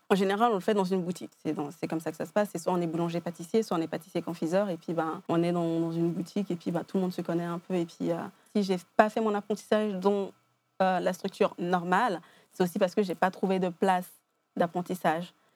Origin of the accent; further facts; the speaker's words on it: Geneva, Switzerland; je viens de Genève, j'ai grandi ici